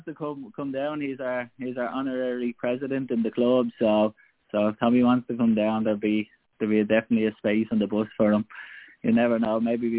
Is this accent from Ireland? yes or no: yes; Ireland; So yeah, there's a lot of heritage there for us as Irish people.